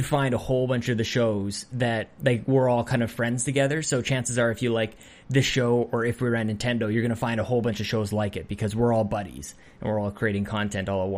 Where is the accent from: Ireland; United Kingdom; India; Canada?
Canada; as a Canadian